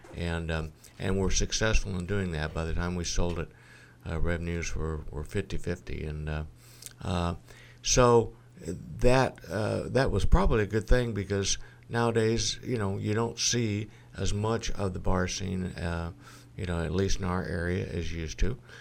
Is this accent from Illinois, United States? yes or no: yes; Galesburg, Illinois, United States; also born or lived in Monmouth, Illinois / Texas; born and raised in Galesburg